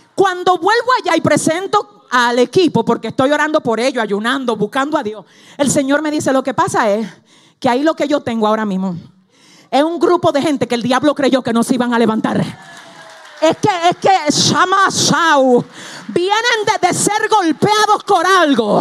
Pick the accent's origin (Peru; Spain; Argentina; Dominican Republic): Dominican Republic; Cibao; en el Cibao, de donde yo vengo, de allá atrás del campo, para allá